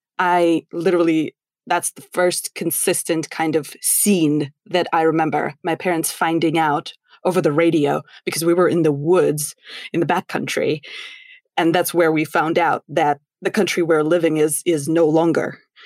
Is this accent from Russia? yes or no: yes; Russia; now in United States; we're similar age, right? And we come from completely different parts of the world. I'm from Russia.